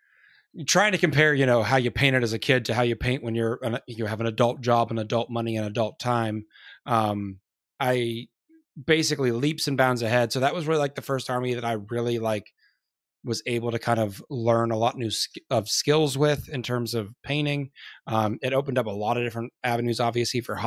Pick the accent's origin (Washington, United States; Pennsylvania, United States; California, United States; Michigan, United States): Pennsylvania, United States; Edinboro; moved away as an adult; also born or lived in Maryland; now in Alabama, United States; I was originally from Northwestern Pennsylvania, like Edinburgh